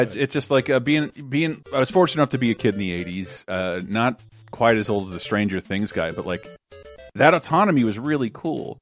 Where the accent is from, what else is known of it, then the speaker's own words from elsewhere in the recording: Florida, United States; I'm the one from Florida